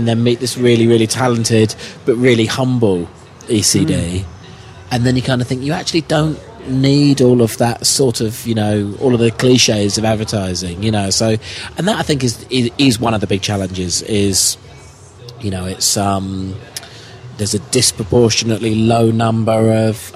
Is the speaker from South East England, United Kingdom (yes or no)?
yes; Oakley, South East England, United Kingdom; Grew up in the UK, in a little village called Oakley